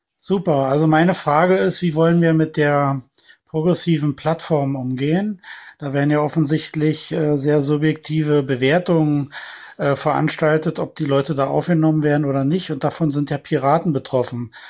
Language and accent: German; Berlin, Germany; ich bin ja selber Berliner, ich sitze ja hier mittendrin